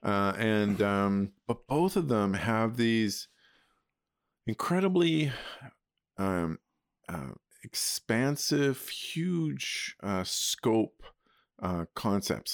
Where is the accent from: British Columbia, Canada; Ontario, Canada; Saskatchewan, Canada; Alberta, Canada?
Alberta, Canada; moved away as an adult; also born or lived in Spruce Grove / Toronto; I grew up in Alberta